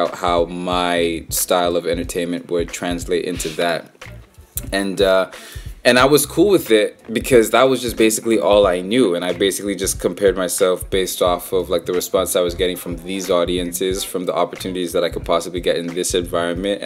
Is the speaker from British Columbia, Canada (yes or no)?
yes; Vancouver, British Columbia, Canada; I grew up in Vancouver my whole life